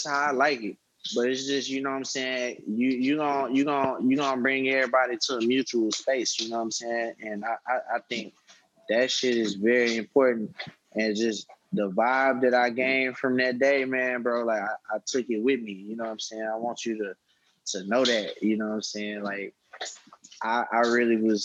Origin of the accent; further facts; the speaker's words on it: Houston, Texas, United States; I'm from Texas, so I grew up listening to a lot of people from the South